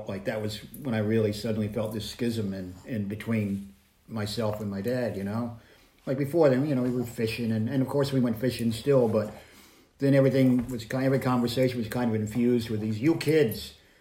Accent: United States; moved away as an adult; also born or lived in Virginia, United States / Kentucky, United States / North Carolina, United States / Montana, United States; now in United Kingdom; No, I was born in Virginia, raised in Kentucky and North Carolina

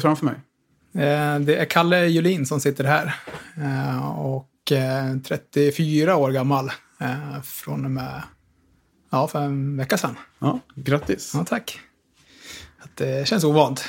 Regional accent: Tillberga, Västmanland, Sweden; also born or lived in Västerås; Bor i Västerås, född och uppvuxen ute i Tillberga

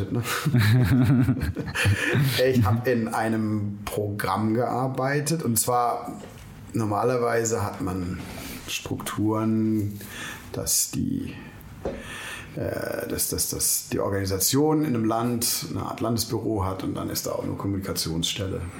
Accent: London, United Kingdom; born there; also born or lived in Germany; Ähm, ich bin 72 in London geboren ähm, und studiert habe ich dann in Monum in der Nähe von Heidelberg im Süden Deutschlands.

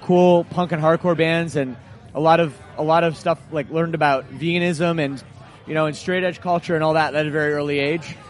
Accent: Oakville, Ontario, Canada; my hometown of Oakville, Ontario, suburb of Toronto

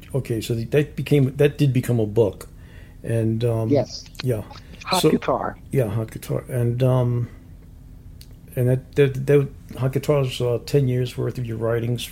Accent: New York City, New York, United States; I'm from Brooklyn, so it's a whole different planet.

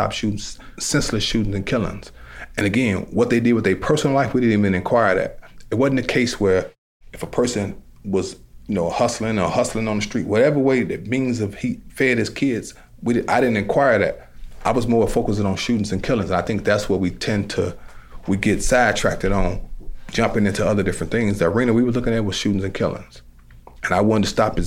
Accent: Chicago, Illinois, United States; I started out as a violence interrupter in the Roseland community, because I'm from the Roseland community

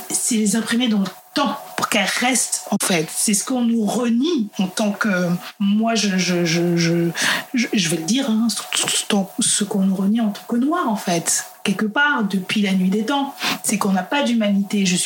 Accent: Central African Republic; dans mon cas, en tant que centrafricaine, si demain je vais en Centrafrique, je sais que je vais trouver des, recettes qui n'ont pas bougé.

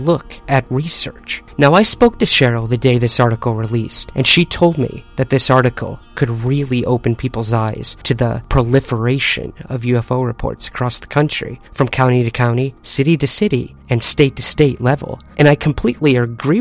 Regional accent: Syracuse, New York, United States; my hometown of Syracuse, New York.

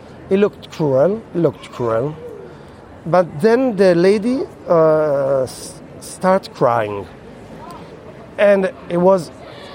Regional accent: Piedmont, Italy; English is a second language; I'm from Piemonte. We are famous for our cows and meat from cows.

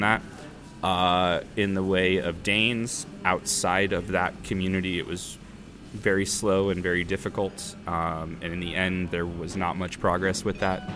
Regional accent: United States; moved away as an adult; also born or lived in San Diego; now in Copenhagen, Denmark; being an American

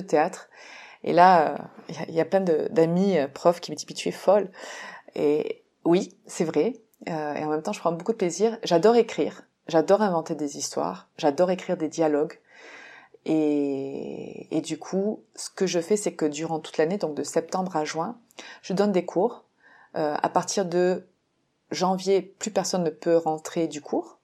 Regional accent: France; now in Mexico; en tant que française euh, euh, qui vit au Mexique

